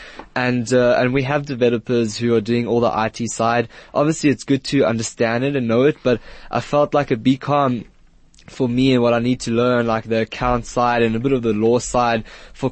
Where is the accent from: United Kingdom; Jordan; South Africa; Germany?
South Africa; Johannesburg, Gauteng; also born or lived in Israel; I lived in Israel until I was 8, and then I moved here, and I've been living here and growing up here